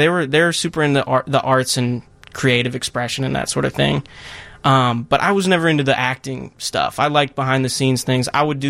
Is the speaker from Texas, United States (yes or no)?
no; St. Louis Park, Minnesota, United States; Minnesota. Okay. Yeah. St. Louis Park, a little suburb outside of Minneapolis.